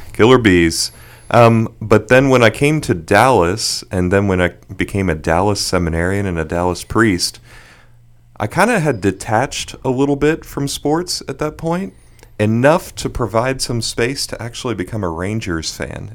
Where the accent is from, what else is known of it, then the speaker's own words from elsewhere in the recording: Bermuda; moved away; also born or lived in Houston; I was born in Houston and moved to Bermuda when I was six